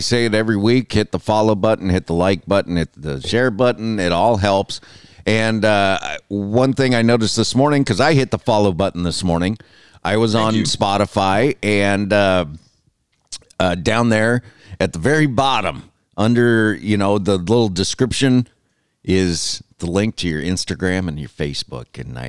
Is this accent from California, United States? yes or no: yes; California, United States; accent: California; I'm sure I got spotted with my California accent